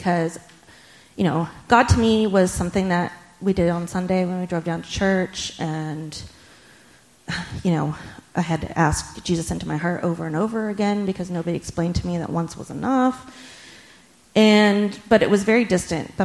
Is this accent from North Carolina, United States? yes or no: no; just outside Sacramento, California, United States; where we lived, just outside Sacramento, California